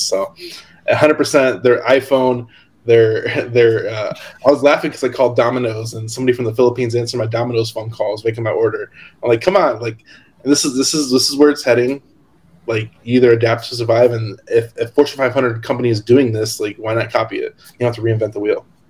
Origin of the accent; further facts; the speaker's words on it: Hammond, Indiana, United States; moved away; also born or lived in Locust Grove, Georgia; I actually grew up in Hammond, which is by Chicago, and Indiana